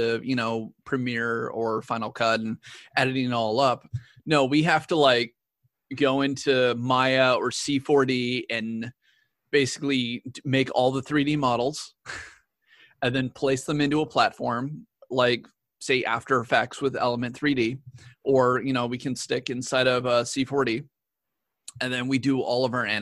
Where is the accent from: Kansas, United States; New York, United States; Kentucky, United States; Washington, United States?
Washington, United States; Tulalip Indian Reservation; I'm actually from a reservation. Like I'm from the Tulalip Indian Reservation. Like, that's where I grew up.